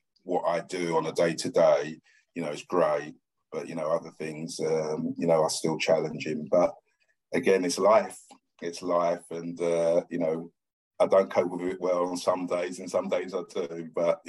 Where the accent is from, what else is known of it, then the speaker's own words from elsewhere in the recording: London, United Kingdom; I was born in Stratford, East London, cement floor, block of flats